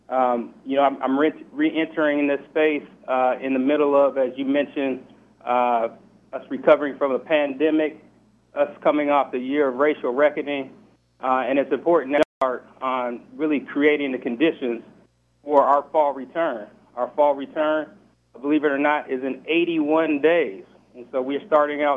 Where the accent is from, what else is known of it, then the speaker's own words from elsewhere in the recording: Seattle, Washington, United States; I'm from Seattle.